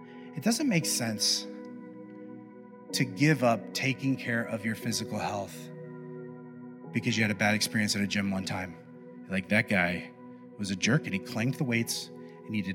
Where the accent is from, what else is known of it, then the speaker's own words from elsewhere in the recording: Midwest, United States; I grew up in the Midwest